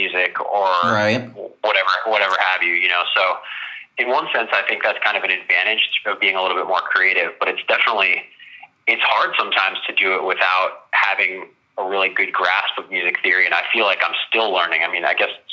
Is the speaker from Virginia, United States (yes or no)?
yes; Virginia, United States; moved away as an adult; also born or lived in Washington, D.C.; now in California, United States; So originally, I'm from Washington, D.C., lived in Virginia most of my life, and recently in the last few years I've moved to California